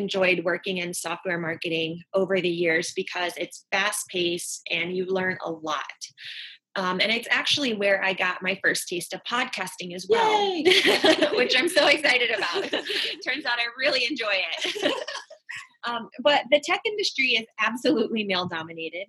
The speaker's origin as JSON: {"language": "English", "region": "North Carolina", "country": "United States", "tie": "born or raised there", "moved": "as an adult", "lives_now": "Florida, United States", "said": "I grew up in North Carolina"}